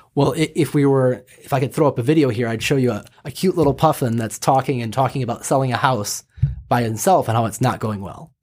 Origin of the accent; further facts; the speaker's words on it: Michigan, United States; also born or lived in Los Angeles / Kansas City, Missouri; I grew up in Michigan